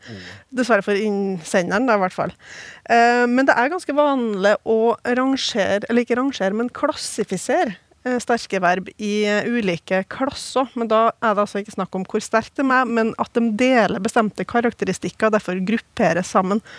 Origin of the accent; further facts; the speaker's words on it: Oppdal, Trøndelag, Norway; i hjembygda mi Oppdal